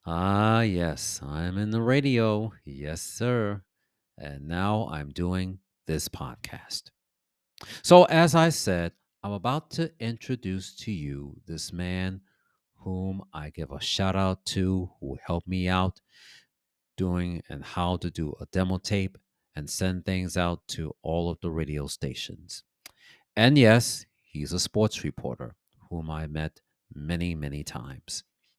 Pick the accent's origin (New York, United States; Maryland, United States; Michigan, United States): New York, United States; New York City; also born or lived in Bronx / Mount Vernon; So I'm from Harlem myself. So I'm originally from Harlem, and I lived on West 139th Street between 5th and Lenox, which is now Malcolm X Boulevard, and I was born at a hospital called Sydenham